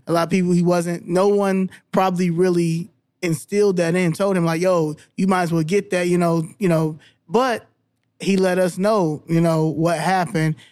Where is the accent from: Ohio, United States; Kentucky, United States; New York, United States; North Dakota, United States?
New York, United States; Albany; first language English; I was born in Albany, New York